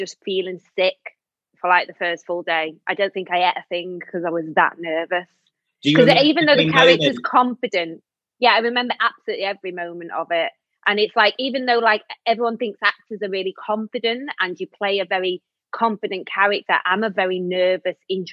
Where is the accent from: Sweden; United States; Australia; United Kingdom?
United Kingdom; Manchester, North West England; moved away; I lived in Manchester then, because obviously I'm from Manchester